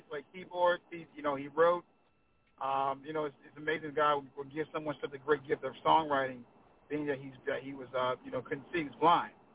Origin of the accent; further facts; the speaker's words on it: Washington, District of Columbia, United States; now in Anne Arundel County, Maryland, United States; That's where I grew up at in Southeast. Proud of it